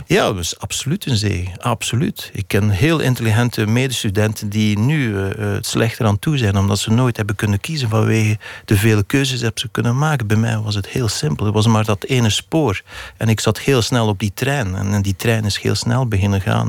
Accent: the Belgian coast, Flanders, Belgium; die kust waar ik opgegroeid ben

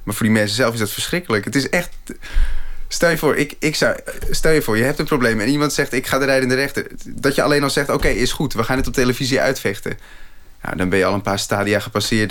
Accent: Schagen, North Holland, Netherlands; moved away; zelfs toen ik in Schagen woonde

